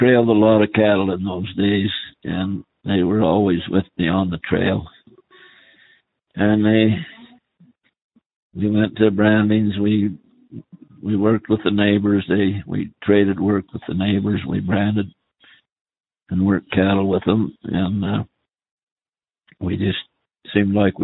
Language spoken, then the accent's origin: English; Lima, Montana, United States; also born or lived in Rock Springs, Wyoming / McKinnon, Wyoming / Utah; I live in Lima, Montana. I went to school here from the time I was in the third grade till I was a junior